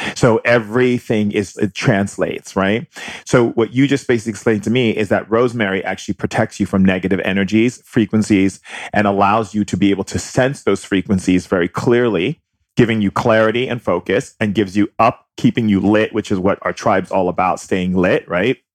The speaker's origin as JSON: {"language": "English", "region": "Hawaii", "country": "United States", "tie": "born or raised there", "said": "growing up in Hawaii"}